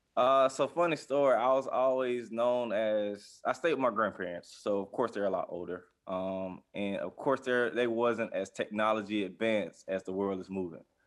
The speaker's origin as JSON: {"language": "English", "town": "Jacksonville", "region": "Florida", "country": "United States", "tie": "born or raised there", "said": "I'm from Jacksonville, Florida, uh, born and raised here on the West Side"}